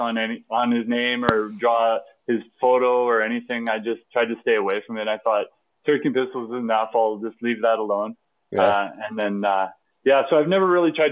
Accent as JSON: {"language": "English", "town": "Lloydminster", "country": "Canada", "tie": "born or raised there", "said": "I grew up in Lloydminster"}